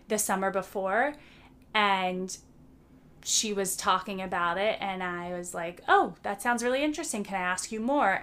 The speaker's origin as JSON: {"language": "English", "country": "United States", "moved": "as an adult", "said": "the people I'm used to in my home country"}